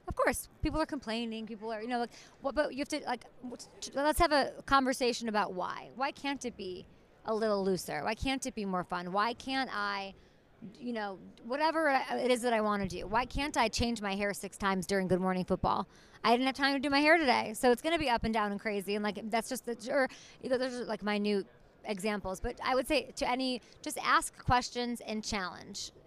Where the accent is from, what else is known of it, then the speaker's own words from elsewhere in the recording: Chicago, Illinois, United States; I grew up in Chicago